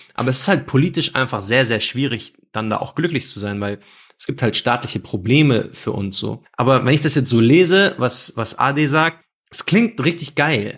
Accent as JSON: {"language": "German", "country": "Germany", "first_language": "Arabic", "said": "ich bin aus Deutschland"}